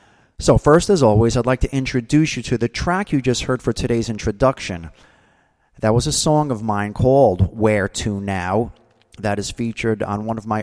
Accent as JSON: {"language": "English", "region": "New Jersey", "country": "United States", "tie": "born or raised there", "said": "Now, I remember as a kid growing up in New Jersey, let's say that's, you know, the 60s through the 80s, we had distinct seasons."}